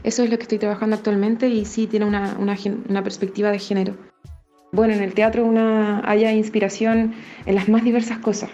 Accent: La Serena, Coquimbo, Chile; also born or lived in Valparaíso, Chile / Mendoza, Argentina / Montevideo, Uruguay; soy de La Serena

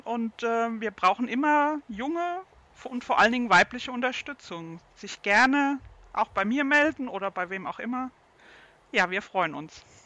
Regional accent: Baden-Württemberg, Germany; bei uns in Baden-Württemberg

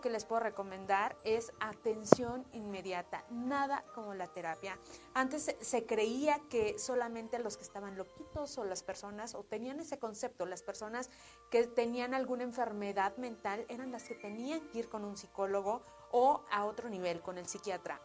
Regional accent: Mexico; como mexicanos

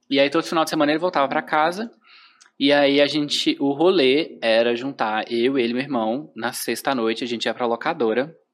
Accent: João Monlevade, Minas Gerais, Brazil; now in Belo Horizonte, Brazil; Eu sou de João Levade.

